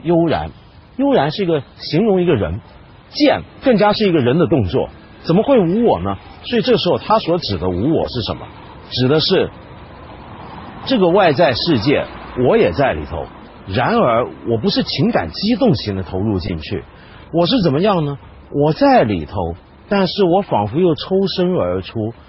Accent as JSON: {"language": "Chinese", "country": "China", "said": "在我们中国人的传统里面"}